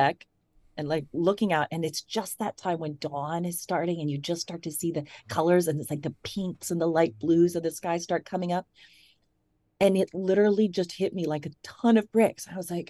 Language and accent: English; Ohio, United States; And I grew up in Ohio, so I know I sound like, I could be, from anywhere in America.